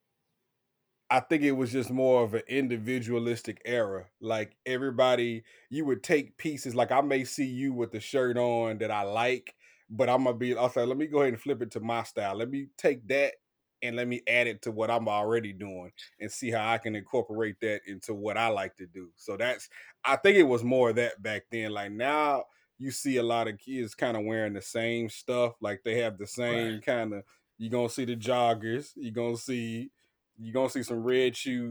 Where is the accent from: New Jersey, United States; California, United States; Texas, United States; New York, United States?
California, United States; moved away; also born or lived in Tennessee; I'm originally from California.